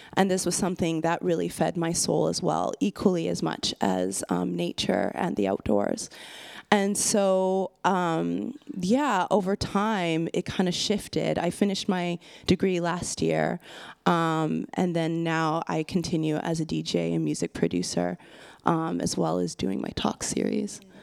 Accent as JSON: {"language": "English", "area": "west coast of Canada", "region": "British Columbia", "country": "Canada", "tie": "born or raised there", "said": "I'm Canadian and I'm from the west coast of Canada"}